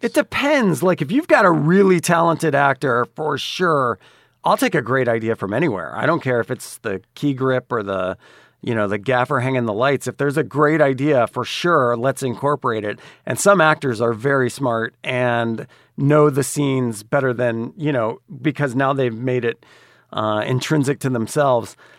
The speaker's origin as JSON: {"language": "English", "town": "Dallas", "region": "Texas", "country": "United States", "tie": "born or raised there", "also_born_or_lived": "Atlanta", "moved": "yes", "said": "I grew up in Dallas, Texas"}